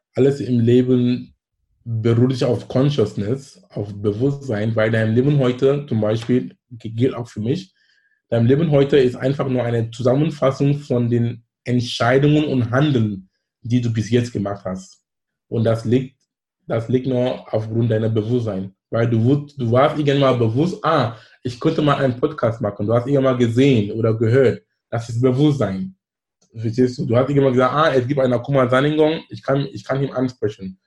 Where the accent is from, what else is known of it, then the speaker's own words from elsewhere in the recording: Cameroon; German is a second language; now in Hamburg, Germany; in Kamerun sein, wo ich herkomme